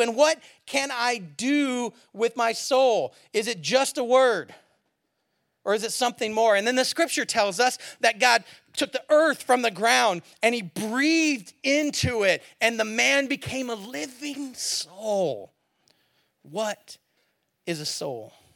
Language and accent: English; San Francisco Bay Area, California, United States; also born or lived in Eugene, Oregon / Springfield, Oregon; now in south of Seattle, United States; I'm from the Bay Area originally, San Francisco area